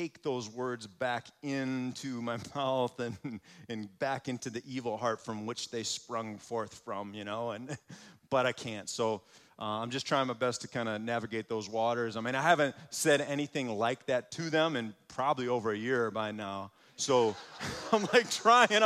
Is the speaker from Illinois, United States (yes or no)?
no; Muskego, Wisconsin, United States; I grew up in Muskego, so just down the road a little ways